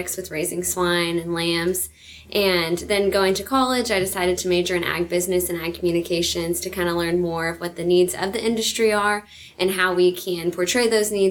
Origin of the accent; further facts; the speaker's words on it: Northern California, United States; I'm from Northern California